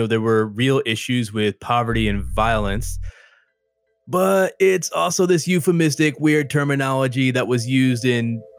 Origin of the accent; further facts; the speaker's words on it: Cary, North Carolina, United States; now in Durham, United States; I've actually been in Durham since around 2010, and you know, I grew up down the road in the suburbs for a big chunk of my life. My parents are in Cary.